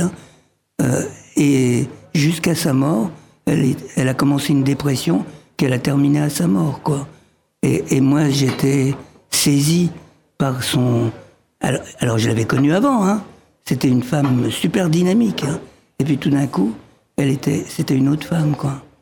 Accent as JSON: {"language": "French", "country": "France", "tie": "born or raised there", "also_born_or_lived": "Egypt"}